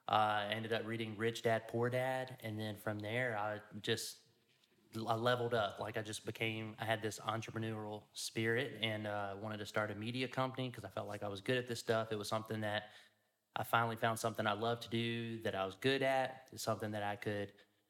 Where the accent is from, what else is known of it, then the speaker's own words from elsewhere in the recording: Louisiana, United States; From the great state of Louisiana.